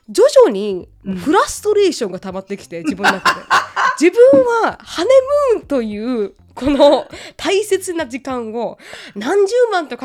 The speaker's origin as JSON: {"language": "Japanese", "region": "Okinawa", "country": "Japan", "said": "多分私が沖縄人だから"}